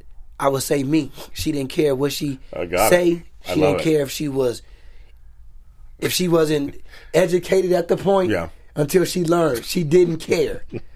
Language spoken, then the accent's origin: English; Pasadena, California, United States; also born or lived in Altadena; Pasadena, Altadena, California.